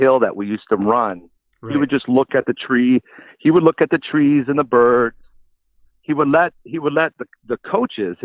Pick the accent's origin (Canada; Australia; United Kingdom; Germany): Canada; Victoria, British Columbia; moved away as an adult; also born or lived in Kitchener, Ontario / Ottawa, Ontario; growing up in Victoria and watching the Victoria Shamrocks play